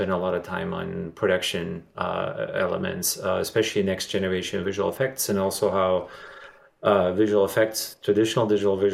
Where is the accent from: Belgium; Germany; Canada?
Germany; moved away as an adult; now in Los Angeles, United States; I'm originally from Germany, and I moved to here to Los Angeles in 1997